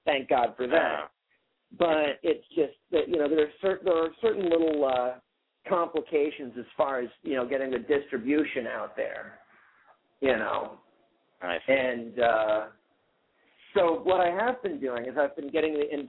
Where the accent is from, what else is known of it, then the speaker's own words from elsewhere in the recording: New Haven, Connecticut, United States; growing up in New Haven